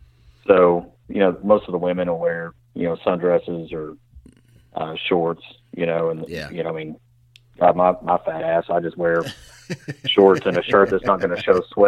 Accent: Knoxville, Tennessee, United States; I'm from Knoxville, Tennessee.

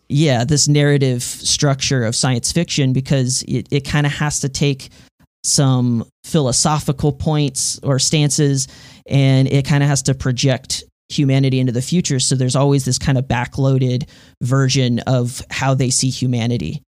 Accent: Houston, Texas, United States; now in Denton, United States; I'm from Texas, originally from Houston, Texas, but now I'm living up in North Texas, uh, Denton specifically

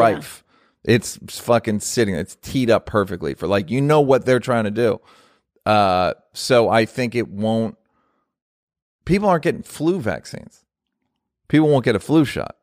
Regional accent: United States; I'm an American

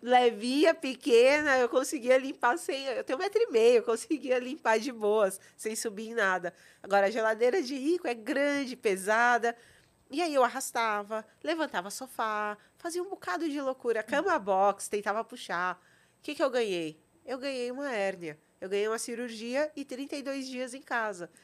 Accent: São Paulo, Brazil; also born or lived in Vitória da Conquista, Bahia; eu cresci ali, é, estudei ali em Genópolis

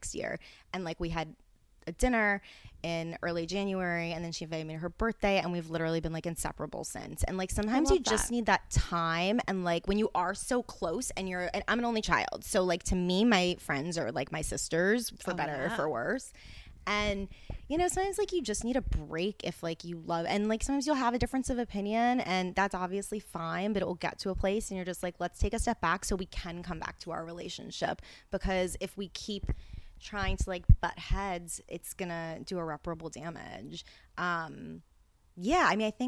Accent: New Orleans, Louisiana, United States; also born or lived in Mandeville, Louisiana; now in West Hollywood, United States; I was born in New Orleans, and then until fifth grade, I lived across what's called the Causeway, which is a 24-mile bridge in a suburb

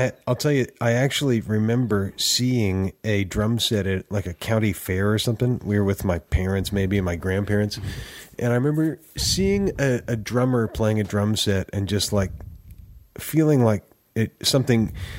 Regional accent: Oakland, California, United States; moved away as an adult; now in Nashville, United States; Well, Oakland, California. Okay. Born and raised. And My wife and kids and I moved to Nashville in 2000.

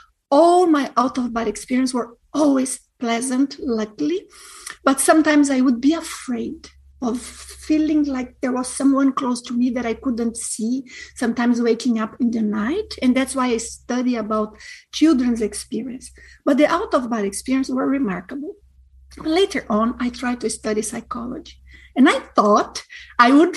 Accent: Brazil; moved away; I am from a very small city in Brazil

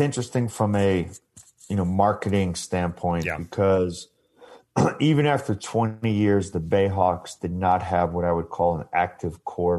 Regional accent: Long Island, New York, United States; I grew up playing lacrosse on Long Island, you know, Huntington Boys Club.

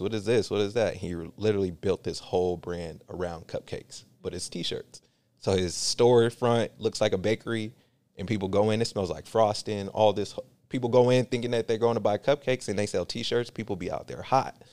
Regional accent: Union City, California, United States; also born or lived in San Francisco; my environment growing up in Union City

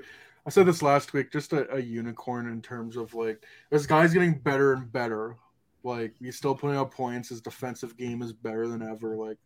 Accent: Canada; I'm a Canadian

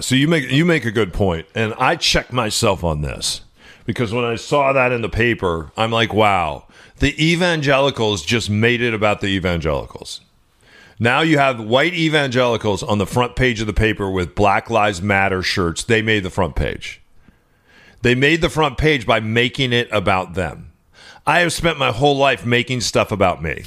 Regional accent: Seattle, Washington, United States; the streets of my hometown

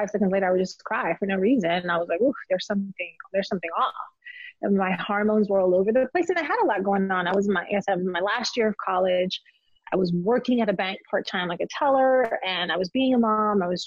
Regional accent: Elmwood Park, New Jersey, United States; moved away as an adult; also born or lived in Colombia / South Texas / Charlotte, North Carolina / Dallas, Texas; now in Atlanta, United States; I grew up in Jersey, with Macedonian friends, Polish friends, Italian, Cubans, Puerto Ricans

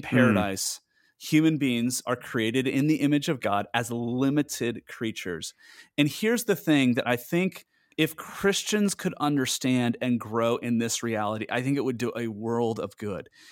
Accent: United States; moved away; as an American

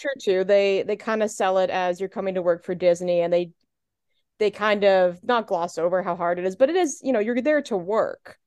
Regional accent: Canada; also born or lived in Southern Ontario; I am Canadian

